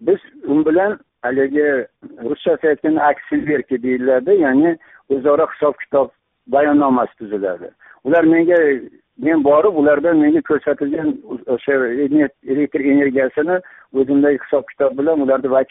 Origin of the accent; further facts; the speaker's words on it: Uzbekistan; moved away as an adult; now in Tashkent, Uzbekistan; tomda tug'ilib o'sganman o'qishga kirib toshkentda o'qishda bitirib toshkentda qoldim toshkentda kvartira oldim ya'ni haligi yosh mutaxassis sifatida hozirgacha